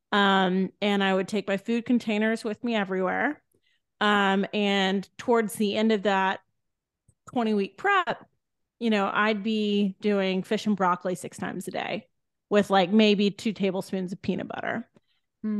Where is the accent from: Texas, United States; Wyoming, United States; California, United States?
Texas, United States; Edna; I grew up in a tiny town in Texas called Edna